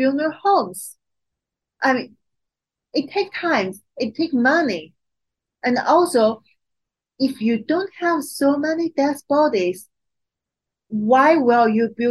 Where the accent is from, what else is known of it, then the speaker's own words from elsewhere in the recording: Qingdao, Shandong, China; moved away as an adult; my hometown, Qingdao